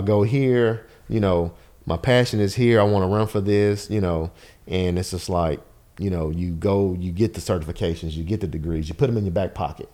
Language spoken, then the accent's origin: English; Nashville, Tennessee, United States; I'm a Nashville native, born and raised in Bardo